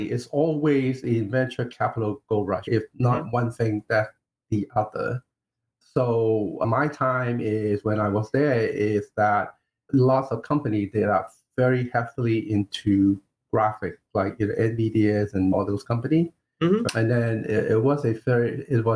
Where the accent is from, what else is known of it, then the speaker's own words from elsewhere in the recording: Hong Kong; now in United States; I kind of like grew up in Hong Kong.